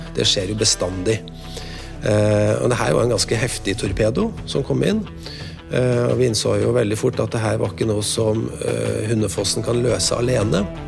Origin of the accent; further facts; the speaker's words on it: Trøndelag, Norway; som trønder jeg er veldig stolt